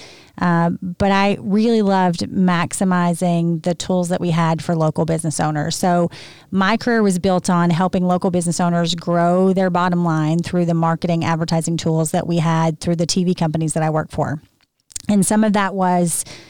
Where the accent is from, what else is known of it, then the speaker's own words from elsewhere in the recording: Arkansas, United States; accent: Southern; moved away; also born or lived in Memphis, Tennessee; I was born in Arkansas.